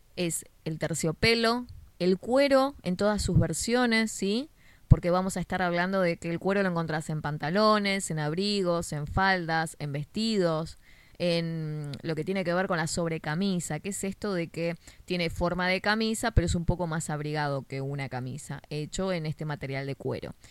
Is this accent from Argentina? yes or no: yes; Argentina; Si sos de Argentina, como yo